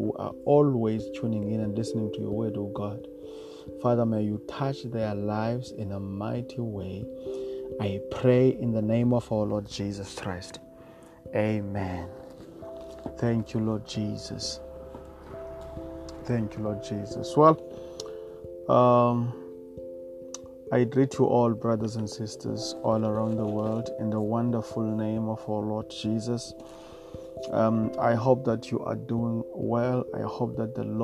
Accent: Eastern Cape, South Africa; Eastern part of South Africa is the Eastern Cape of South Africa

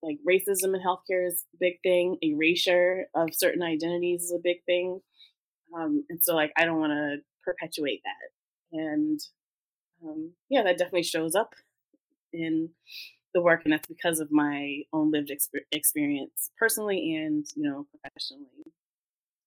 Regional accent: New York City, New York, United States; also born or lived in Brooklyn; I'm African American, but I grew up in Harlem. I lived in Brooklyn.

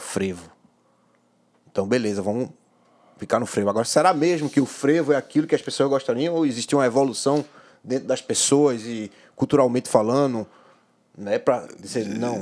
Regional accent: Pernambuco, Brazil; Eu sou pernambucano

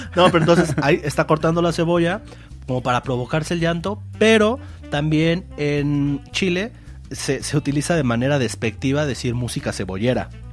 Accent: Mexico; somos de México

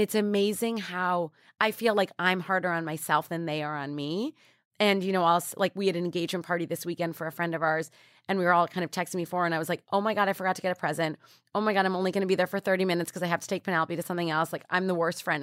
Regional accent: New York, United States; I grew up in New York

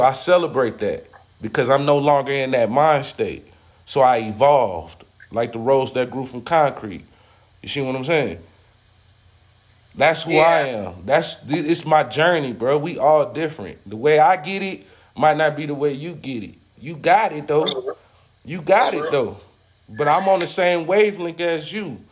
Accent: California, United States; now in Charlotte, United States; I'm all the way in Charlotte. I'm from California.

